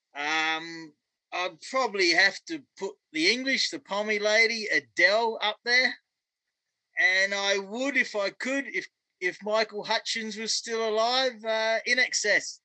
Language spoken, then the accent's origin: English; Australia; moved away as an adult; also born or lived in Vancouver, Canada; now in Edmonton, Canada; because I grew up up in Australia